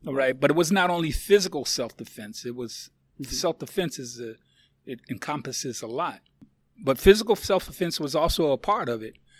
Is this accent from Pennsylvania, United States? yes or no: yes; Philadelphia, Pennsylvania, United States; now in Louisville, United States; I was born and raised in Philadelphia, Pennsylvania